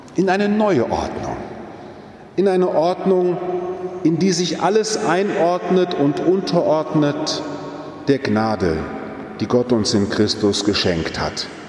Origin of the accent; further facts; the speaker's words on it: Stadtlohn, North Rhine-Westphalia, Germany; now in Frankfurt am Main, Germany; wenn ich in meine Heimat fahre, ins Münsterland, nach Stadtlohnsee, meine Pfarrkirche